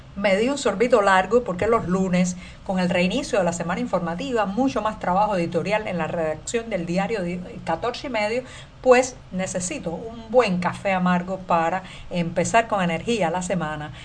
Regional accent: Cuba; cubana, periodista, ciudadana

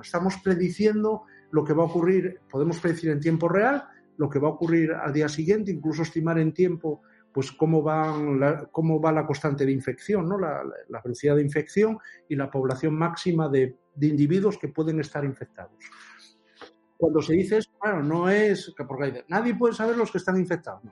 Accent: Oviedo, Asturias, Spain; nací en Oviedo el 29 de mayo de 1961

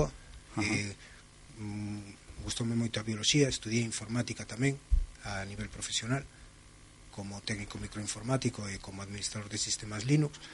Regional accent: Barcelona, Catalonia, Spain; Eu son galego de Barcelona

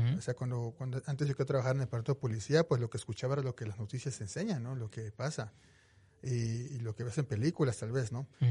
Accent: Veracruz, Mexico; moved away as an adult; now in Utah, United States; Yo soy originario de México, soy, soy de Veracruz

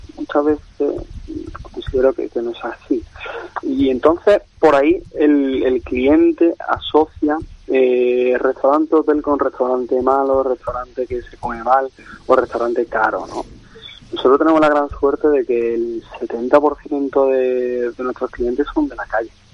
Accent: Málaga, Andalusia, Spain; moved away; yo digo que soy andaluz malagueño

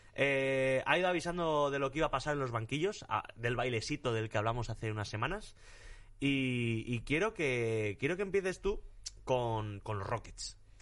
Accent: Torrecillas de la Tiesa, Extremadura, Spain; mi pueblo en Extremadura, en Torrecillas de la Tiesa

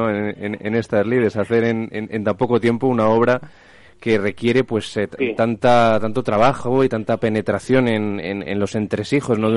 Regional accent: Spain; La zarzuela, ese género que nos define ¿no? como, como españoles, que no tenemos nada que envidiar

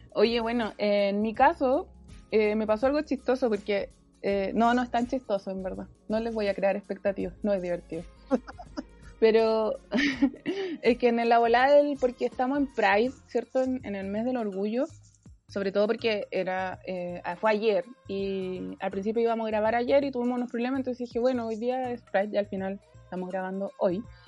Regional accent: Iquique, Tarapacá, Chile; moved away; una iquiqueña, una clase media baja, huérfana, que se ganó una beca en la Chile

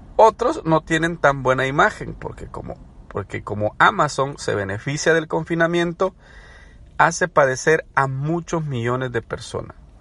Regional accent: El Salvador; moved away as an adult; now in United States; soy salvadoreño, pero residente en Estados Unidos de hace más ya de una década que vivo acá

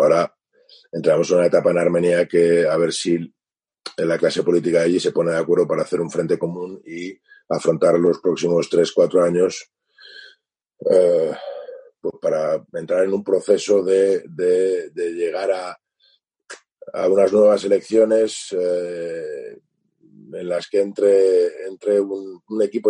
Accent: Spain; yo soy español, soy armenio, mi madre es española, y nosotros llegamos en el 75

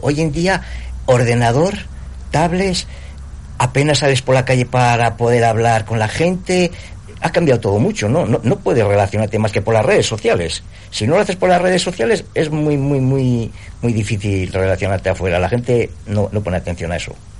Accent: Ausejo, La Rioja, Spain; la gente de mi pueblo

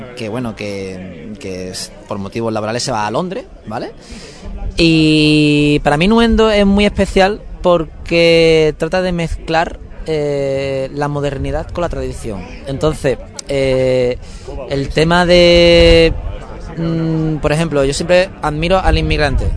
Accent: Seville, Andalusia, Spain; moved away as an adult; also born or lived in Málaga; yo por motivos laborales tuve que dejar mi tierra, eh, tuve que dejar Sevilla

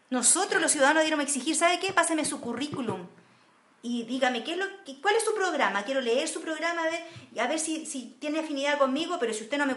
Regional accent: Chile; Yo creo que somos egoístas los chilenos.

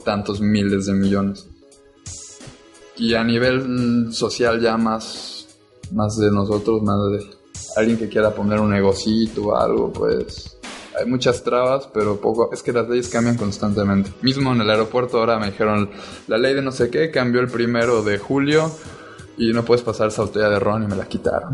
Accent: Cancún, Quintana Roo, Mexico; moved away as an adult; now in Cuba; Yo nací aquí en Cancún, pero me fui hace un par de meses

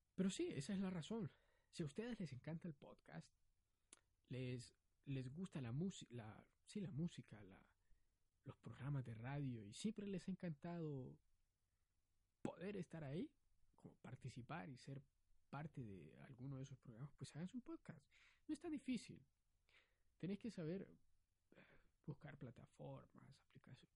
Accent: Honduras

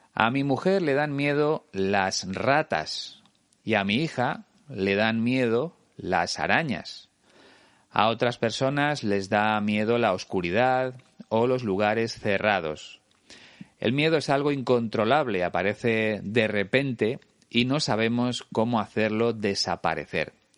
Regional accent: Spain

